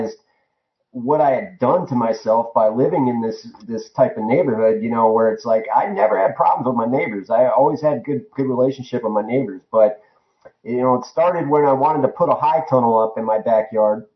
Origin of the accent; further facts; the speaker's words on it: Northeast Ohio, United States; moved away as an adult; also born or lived in Tucson, Arizona; now in Arizona, United States; I grew up in Northeast Ohio